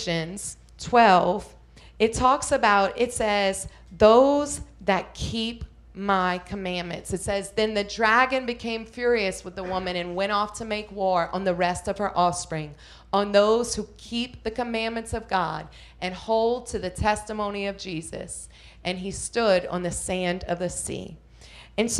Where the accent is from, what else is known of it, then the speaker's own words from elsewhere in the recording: Thibodaux, Louisiana, United States; we're loud in Thibodeau